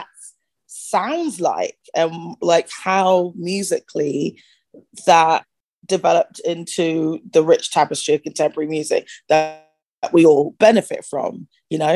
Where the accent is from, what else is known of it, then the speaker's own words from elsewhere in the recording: Bristol, South West England, United Kingdom; now in United States; I was born in Bristol. I grew up in at the time it was a village. It's grown since. Outside of Bristol